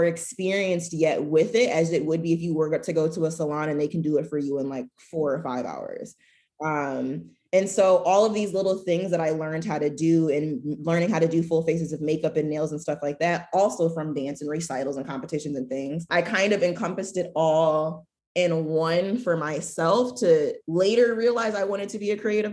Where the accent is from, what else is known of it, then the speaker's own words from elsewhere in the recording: Michigan, United States; I'm from Michigan